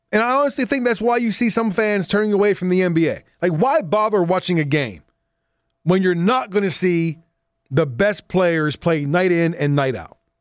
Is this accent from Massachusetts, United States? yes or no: no; Southwest Pennsylvania, United States; moved away; I'm from Southwest P